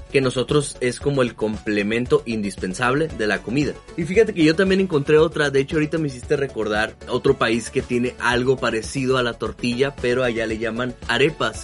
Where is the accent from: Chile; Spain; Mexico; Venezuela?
Mexico; la comida es una parte importantísima para nosotros, ¿no? Como mexicanos